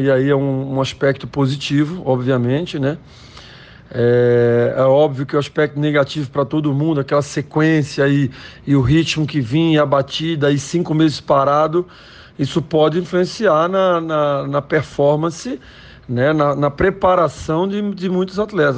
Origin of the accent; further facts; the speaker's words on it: Recife, Pernambuco, Brazil; moved away as an adult; also born or lived in Olinda / São Paulo / United States; eu sou pernambucano, nasci de Olinda